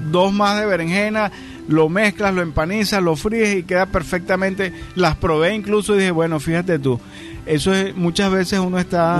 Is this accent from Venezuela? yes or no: yes; Naguanagua, Carabobo, Venezuela; yo soy nativo del estado Carabobo, de Naguanagua específicamente